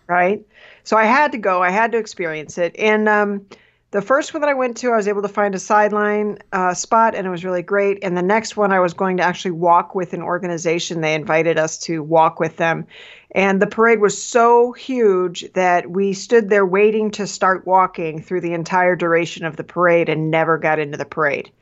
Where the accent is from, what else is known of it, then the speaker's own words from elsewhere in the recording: Midwest, United States; I grew up in the Midwest